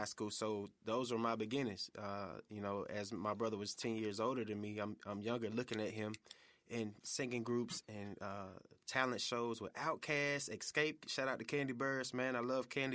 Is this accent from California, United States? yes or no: no; College Park, Georgia, United States; moved away as an adult; also born or lived in Atlanta; now in Memphis, United States; Atlanta, uh, by way of College Park